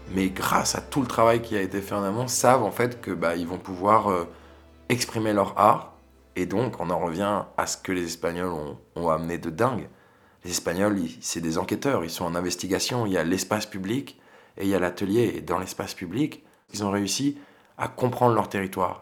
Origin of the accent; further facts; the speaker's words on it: village near Sète, Occitania, France; on est originaire de Rougen, qui est un village à côté de Sète